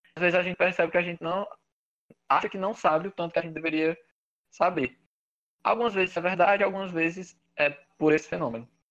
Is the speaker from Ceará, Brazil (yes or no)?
yes; Granjeiro, Ceará, Brazil; now in Teresina, Brazil; eu sou de, de Grangeiro, no interior do Ceará, uma cidadezinha muito pequena, perto de Juazeiro do Norte